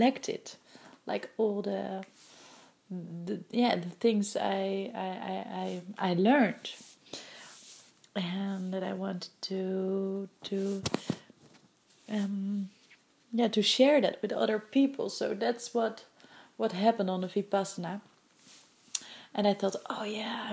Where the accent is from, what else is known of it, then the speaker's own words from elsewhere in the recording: Netherlands; English is a second language; moved away as an adult; now in Vancouver, Canada; I'm from Holland and my English is not really like it's basic, but it's not like that I can speak fluently English.